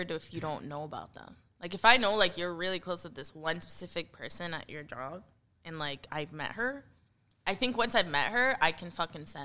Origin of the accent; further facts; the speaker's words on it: Egypt; we're just East Africans in general, like and like North Africans, like where are you from? All of Africa actually. I'm Egyptian